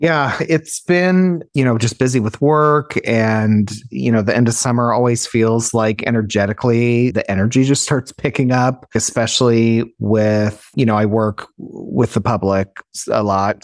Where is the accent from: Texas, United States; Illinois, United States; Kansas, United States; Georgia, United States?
Illinois, United States; moved away; Amber and I grew up together in Illinois